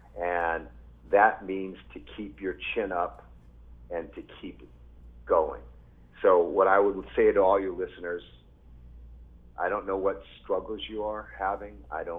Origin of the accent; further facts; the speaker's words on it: Japan; born there; Like I said earlier, I was born in Japan. My dad was in the military. He was a Marine.